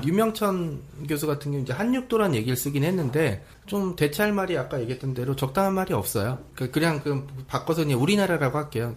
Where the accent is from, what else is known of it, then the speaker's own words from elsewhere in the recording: Seoul, South Korea; 저도 서울 촌놈이라고 많이 부르는데